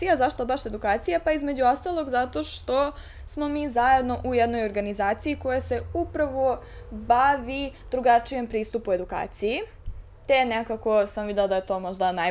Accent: Serbia; ovde, kod nas u Srbiji

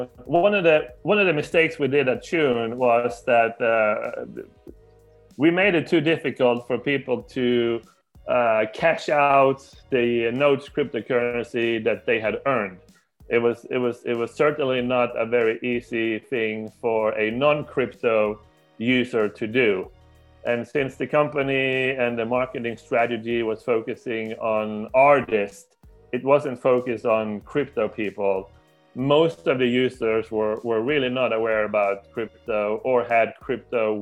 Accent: Sweden; I'm from Sweden, and I live most of the time in Sweden

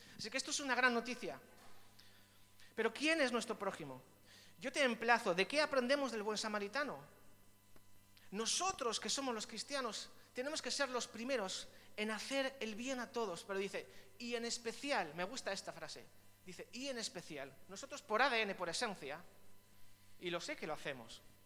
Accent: Vitoria-Gasteiz, Basque Country, Spain; now in Biscay, Spain; Yo me siento también un poco extranjero aquí en Vizcaya. Yo soy del sur, soy de Vitoria

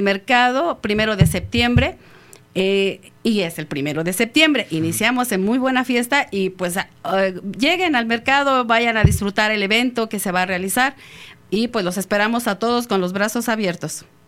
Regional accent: Mexico; somos muy muy mexicanos

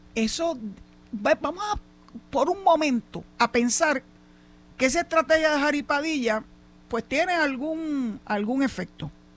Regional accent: Mayagüez, Puerto Rico; mi pueblo cuna

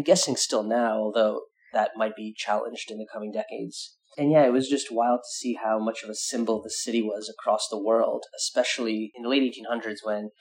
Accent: New York area, United States; I grew up in the New York area and for a long time lived in New York proper

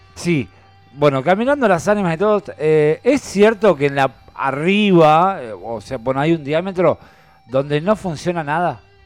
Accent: Tandil, Buenos Aires Province, Argentina; yo soy de Tandil

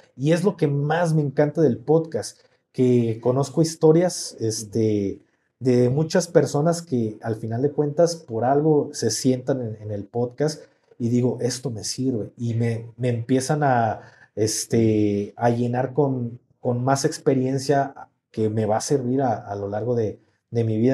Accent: Mexico; somos mexicanos

